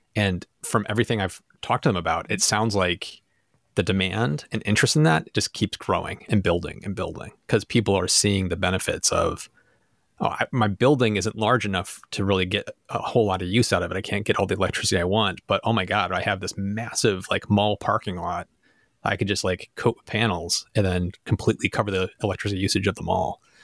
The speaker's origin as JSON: {"language": "English", "country": "United States", "said": "I'm American. This is where I live"}